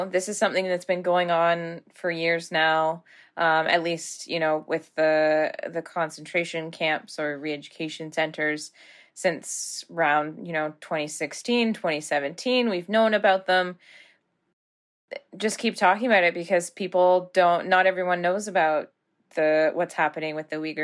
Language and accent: English; Canada; I was born in Canada